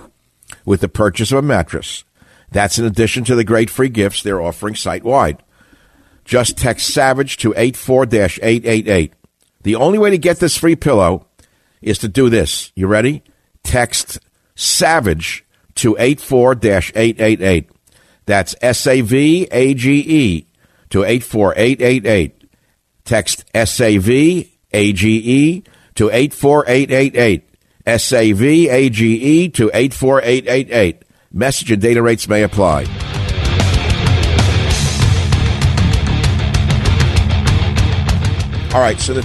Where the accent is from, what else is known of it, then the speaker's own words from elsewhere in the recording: New York, United States; now in San Francisco, United States; I grew up in New York